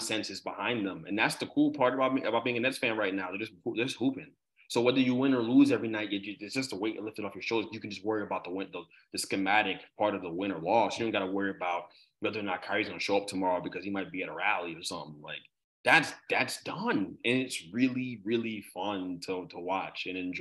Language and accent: English; South Orange, New Jersey, United States; I'm from South Orange.